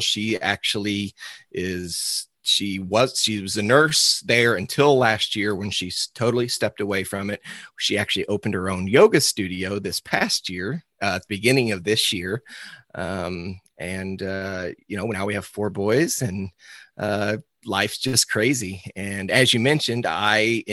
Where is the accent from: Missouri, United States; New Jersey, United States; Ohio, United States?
Missouri, United States; Cuba; I'm from Cuba, Missouri, just a little outside St. Louis. I was born and raised on my father's cow-calf operation.